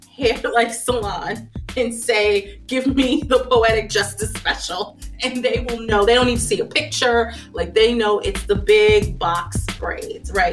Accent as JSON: {"language": "English", "town": "Phoenix", "region": "Arizona", "country": "United States", "tie": "born or raised there", "said": "I grew up in Phoenix, Arizona."}